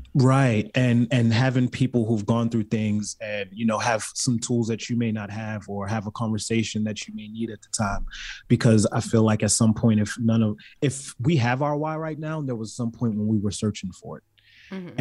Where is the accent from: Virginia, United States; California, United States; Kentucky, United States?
California, United States; also born or lived in Baltimore, Maryland; I was raised in California